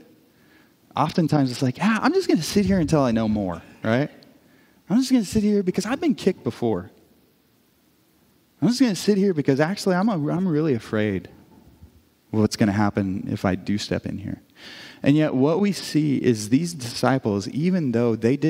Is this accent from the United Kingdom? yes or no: no; Brashear, Missouri, United States; moved away; me growing up in the metropolis of Brashear, Missouri